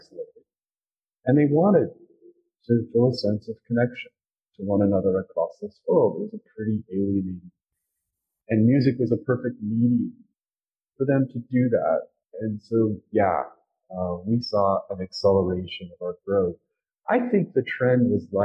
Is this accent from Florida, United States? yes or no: no; Utah, United States; also born or lived in California; now in Wyoming, United States; I grew up in Utah. I'm in Wyoming